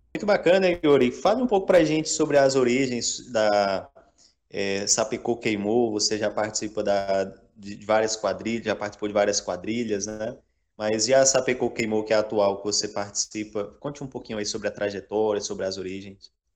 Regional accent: Bom Jesus da Lapa, Bahia, Brazil; eu sou de Bom Jesus da Lapa.

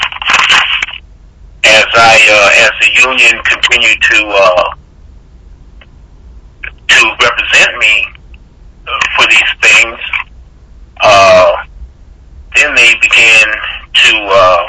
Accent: Denver, Colorado, United States; moved away as an adult; I was born in Denver, Colorado. And I went to high school. My high school was George Washington High School.

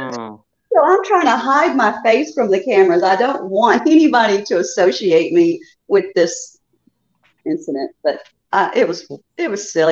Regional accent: Chicago, Illinois, United States; also born or lived in the South (US); now in the South, United States; I'm originally from Chicago, but I've been in the South for many many

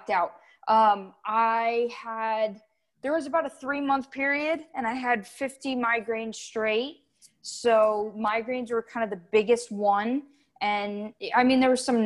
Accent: South Florida, United States; I'm from South Florida, born and raised

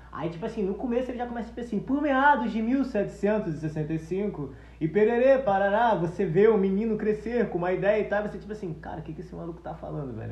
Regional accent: Nilópolis, Rio de Janeiro, Brazil; eu moro em Nilo City, nasci, nasci em Nilo City mesmo.

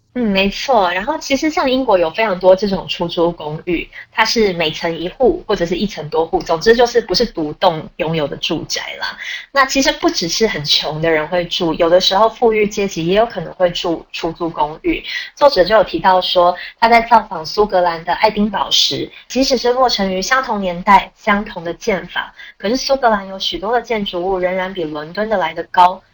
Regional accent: Taiwan; 身为台湾人，我实在是非常羡慕

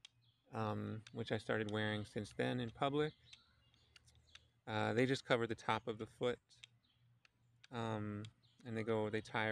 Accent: Philadelphia, Pennsylvania, United States; the house that I grew up in Philadelphia

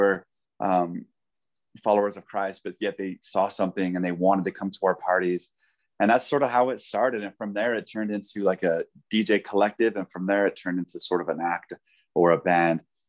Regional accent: Denver, Colorado, United States; also born or lived in South Africa; I ended up serving here in my Jerusalem, you know, my hometown, you know, yeah. Denver

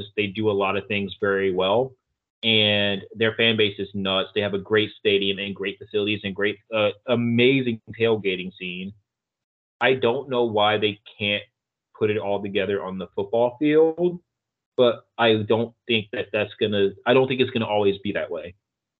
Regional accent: Maryland, United States; we grew up in Maryland

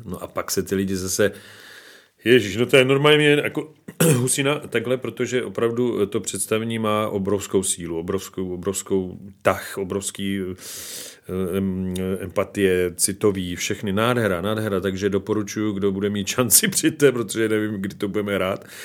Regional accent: Slovakia; now in Czech Republic; jsem samozřejmě ze Slovenska, z Tater

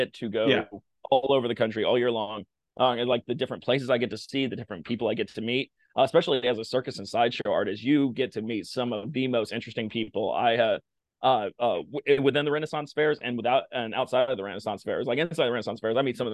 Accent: Blacksburg, Virginia, United States; I grew up in Blacksburg, Virginia

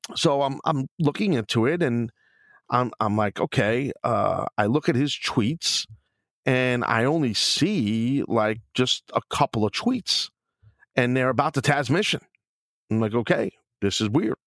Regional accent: New York City, New York, United States; also born or lived in Queens; I'm a New York City guy, and, you know, growing up in Brooklyn, living in Queens, and living in Brooklyn

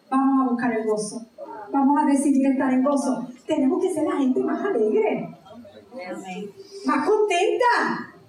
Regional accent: Puerto Rico; aparte de ser puertorriqueño, aquí todos somos puertorriqueños

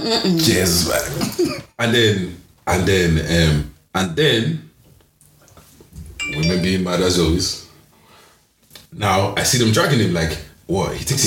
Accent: Cork, Munster, Ireland; Here, I'm from Cork, buddy. I'm from Cork, buddy.

